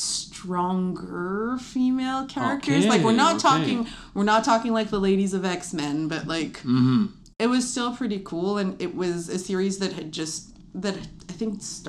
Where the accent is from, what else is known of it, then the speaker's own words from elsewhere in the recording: Montreal, Quebec, Canada; My here is NDG.